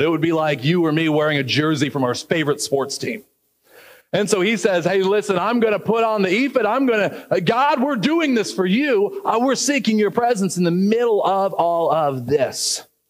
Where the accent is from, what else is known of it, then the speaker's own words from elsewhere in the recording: United States; as an American